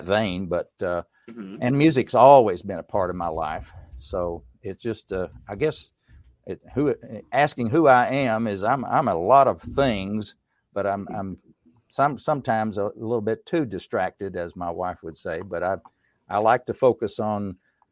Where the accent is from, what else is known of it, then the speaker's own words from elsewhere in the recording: Erwin, Tennessee, United States; now in Winston-Salem, United States; in the mountains of East Tennessee, I grew up in Unicoi County. The whole county didn't have but like 13,000 people. And the town of Irwin, Tennessee